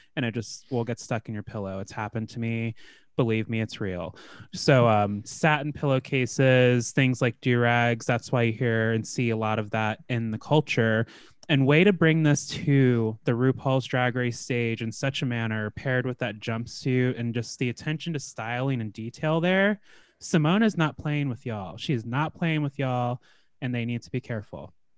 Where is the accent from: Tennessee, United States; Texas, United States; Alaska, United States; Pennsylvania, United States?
Alaska, United States; I grew up in the north in Alaska